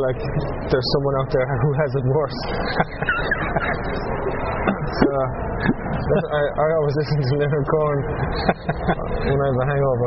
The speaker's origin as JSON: {"language": "English", "town": "Blarney", "region": "Munster", "country": "Ireland", "tie": "born or raised there", "said": "I grew up outside Blarney, about a mile outside Blarney"}